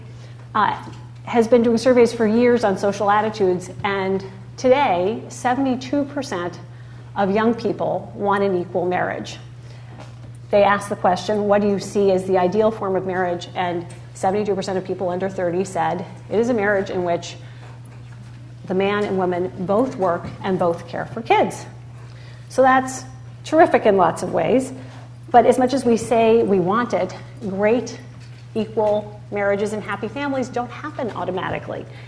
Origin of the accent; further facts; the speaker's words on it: United States; as an American